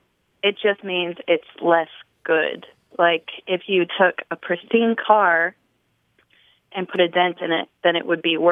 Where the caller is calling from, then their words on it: Nashville, Tennessee, United States; I'm calling from Nashville, Tennessee.